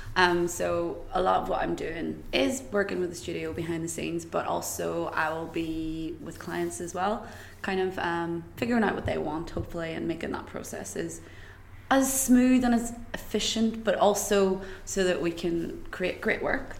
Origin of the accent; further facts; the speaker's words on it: Greencastle, Northern Ireland, United Kingdom; moved away as an adult; also born or lived in Belfast / London; I'm actually originally from a really small, small village in County Tyrone called Greencastle